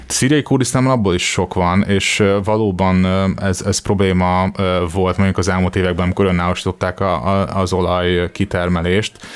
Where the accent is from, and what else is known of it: Hungary